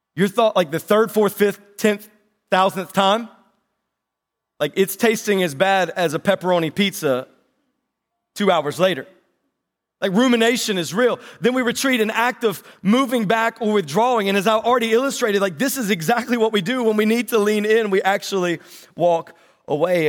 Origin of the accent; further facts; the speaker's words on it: North Carolina, United States; accent: North Carolina; That was my North Carolina accent